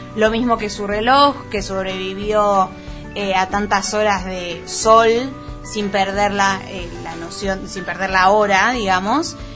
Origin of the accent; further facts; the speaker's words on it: Buenos Aires, Argentina; soy muy porteña